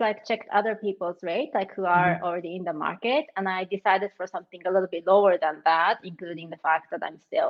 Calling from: Zurich, Switzerland; I'm joining you from Switzerland, Zurich.

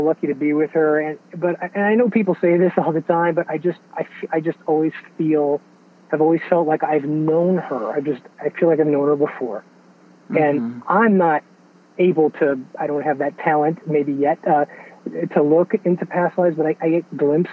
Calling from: Atlanta, Georgia, United States; I'm calling in from Atlanta area

